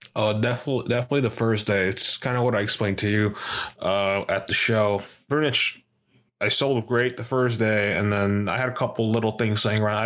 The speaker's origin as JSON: {"language": "English", "region": "New York", "country": "United States", "said": "I was from New York"}